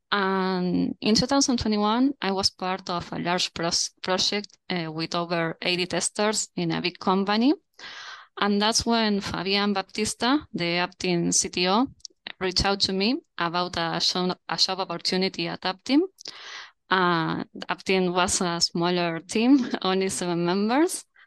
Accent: Montevideo, Uruguay; I'm currently at Montevideo. That's my hometown

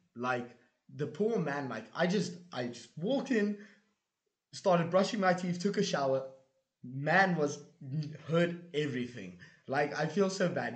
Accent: South Africa; now in Budapest, Hungary; I come from South Africa

